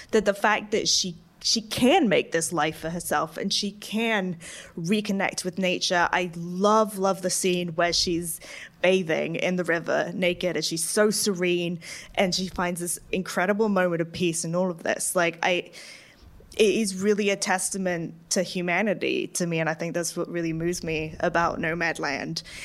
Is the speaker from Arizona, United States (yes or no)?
yes; Arizona, United States; I grew up in Arizona